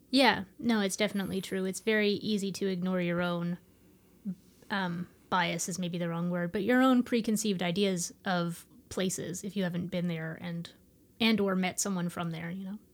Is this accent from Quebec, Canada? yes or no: no; Ottawa, Ontario, Canada; moved away as an adult; also born or lived in Corner Brook; now in St. John's, Canada; I grew up in Ottawa.